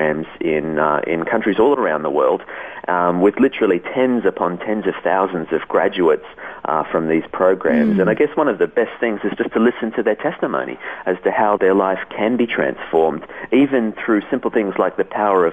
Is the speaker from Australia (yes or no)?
yes; Australia; also born or lived in Switzerland; as an Australian